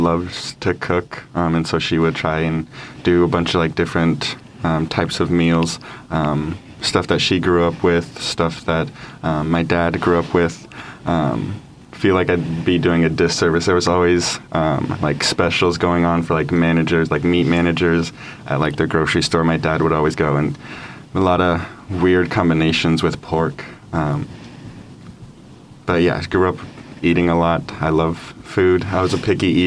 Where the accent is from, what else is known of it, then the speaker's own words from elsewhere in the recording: Denver, Colorado, United States; Born and raised in south of Denver, Colorado.